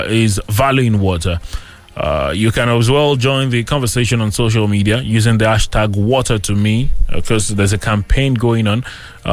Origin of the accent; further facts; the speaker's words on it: Abeokuta, Ogun State, Nigeria; I grew up here in Abeokuta